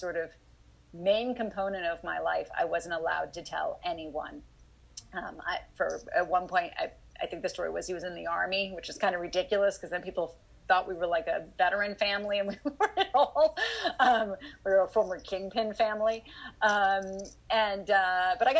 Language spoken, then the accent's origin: English; Dallas, Texas, United States; I grew up in Dallas